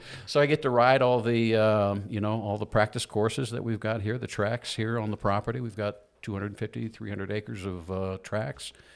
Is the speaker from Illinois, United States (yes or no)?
yes; Southern Illinois, United States; moved away; also born or lived in Atlanta, Georgia; I was raised in the Midwest in, uh, Southern Illinois area